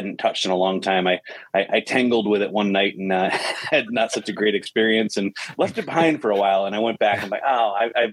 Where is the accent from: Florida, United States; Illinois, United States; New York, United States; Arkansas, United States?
New York, United States; Rochester; growing up in Rochester